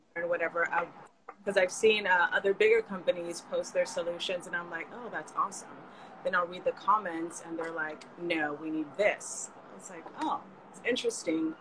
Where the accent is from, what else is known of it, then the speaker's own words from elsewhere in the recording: California, United States; now in New York, United States; I grew up in California and all of my friends were Mexican